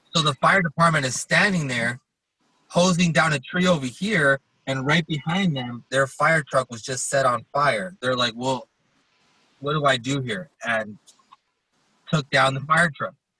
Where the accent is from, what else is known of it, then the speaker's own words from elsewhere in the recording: Los Angeles, California, United States; moved away as an adult; now in Colorado Springs, United States; I grew up in Los Angeles, so I grew up in that environment